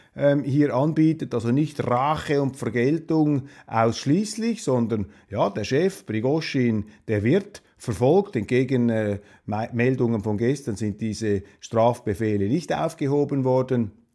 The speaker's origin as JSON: {"language": "German", "country": "Switzerland", "said": "Als äh, Schweizer"}